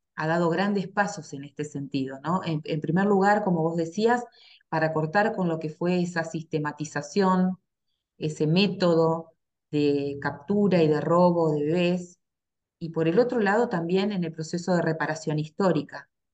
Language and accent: Spanish; Argentina